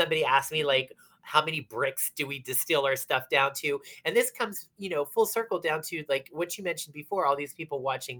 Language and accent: English; Beaver Falls, Pennsylvania, United States; moved away; also born or lived in San Francisco / New York; I do come from the one little teeny tiny town that has some clout because I come from the same town as Joe Namath. You know, so people know somehow about Beaver Falls